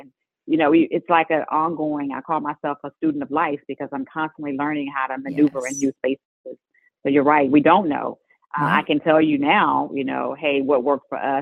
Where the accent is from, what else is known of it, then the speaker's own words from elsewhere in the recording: Garland, Texas, United States; we are from Garland, Texas